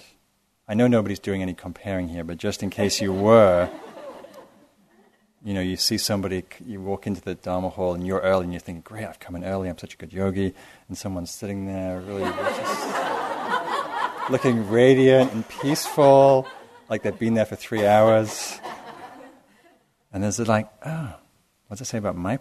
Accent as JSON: {"language": "English", "region": "England", "country": "United Kingdom", "tie": "born or raised there", "moved": "yes", "lives_now": "United States", "said": "I grew up in England"}